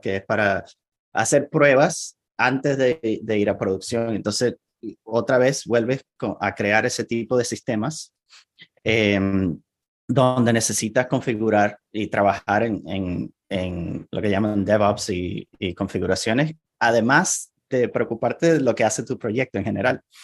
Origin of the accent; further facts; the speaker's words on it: Venezuela; first language Spanish; now in Portland, United States; nací en, en Venezuela. Ahí fue donde pasé la mayor parte de mi vida.